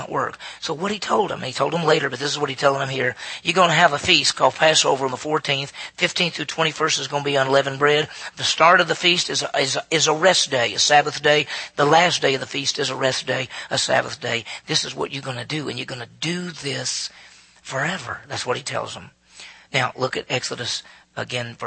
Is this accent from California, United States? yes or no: no; Meridian, Mississippi, United States; my hometown of Meridian, Mississippi, 40,000 people.